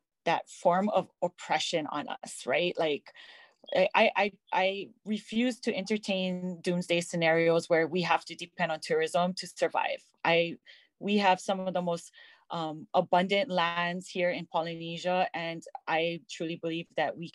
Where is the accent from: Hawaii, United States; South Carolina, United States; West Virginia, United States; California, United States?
Hawaii, United States; Lahaina; growing up in Lahaina was beautiful.